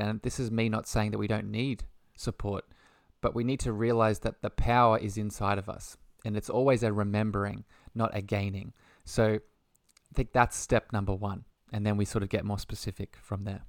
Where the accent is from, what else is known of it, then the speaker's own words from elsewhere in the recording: Australia; by the lovely accent, I'm from Australia